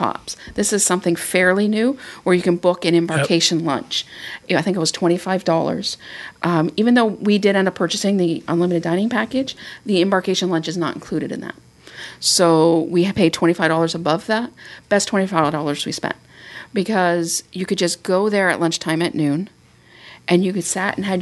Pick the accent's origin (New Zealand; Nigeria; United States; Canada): Canada; as a Canadian